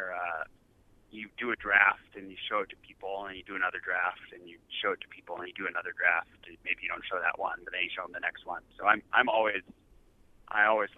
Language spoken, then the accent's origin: English; United States; now in Montreal, Canada; I identify myself as American